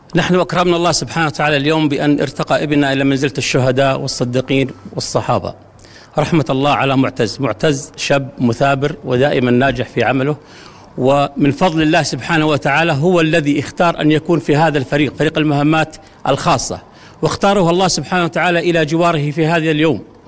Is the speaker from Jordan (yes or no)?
yes; Ma'in, Madaba Governorate, Jordan; في عشيرتي او في بلدتي معين